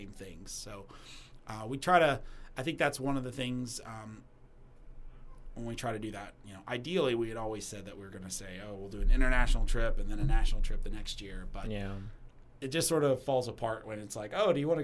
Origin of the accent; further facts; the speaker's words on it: Kentucky, United States; moved away as an adult; growing up in Kentucky, there's a lot of places in Kentucky I've never been. And I lived there for 22 years